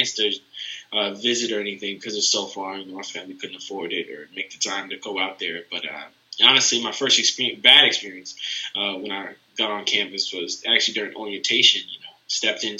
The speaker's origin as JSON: {"language": "English", "town": "Baltimore", "region": "Maryland", "country": "United States", "moved": "as an adult", "lives_now": "Lexington, United States", "said": "I'm from Baltimore, Maryland."}